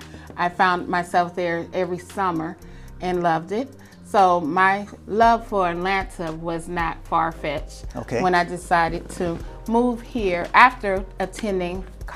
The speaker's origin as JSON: {"language": "English", "town": "Vicenza", "region": "Veneto", "country": "Italy", "tie": "born there", "also_born_or_lived": "Panama / South Carolina / New Mexico / California", "said": "I was born in Italy, in Vicenza, Italy, on a military base where my father served in the Air Force."}